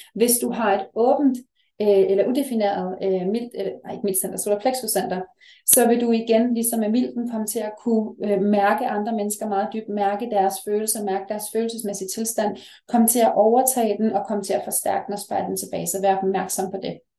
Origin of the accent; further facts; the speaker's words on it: Denmark; vi har her hjemme i Danmark